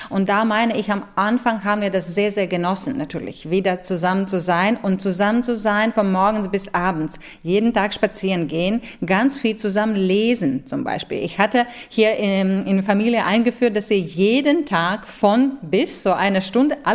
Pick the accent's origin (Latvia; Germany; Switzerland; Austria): Latvia; German is a second language; Ich habe mich wirklich sehr, sehr nach meiner Heimat gesehen und ich, ich habe wirklich schwer überleben äh, können, dass ich nicht so bald nach Lettland darf und nicht so bald für lettisches Publikum spielen darf.